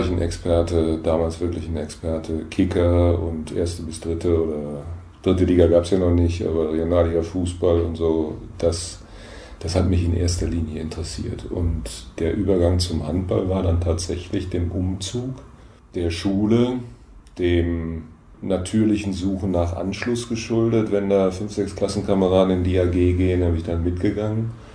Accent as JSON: {"language": "German", "town": "Mannheim", "region": "Baden-Württemberg", "country": "Germany", "tie": "born or raised there", "also_born_or_lived": "Lünen, Westphalia / Aachen", "moved": "yes", "said": "Ich bin geboren in Lünen in Westfalen und im Wesentlichen in Mannheim aufgewachsen, 13 Jahre lang"}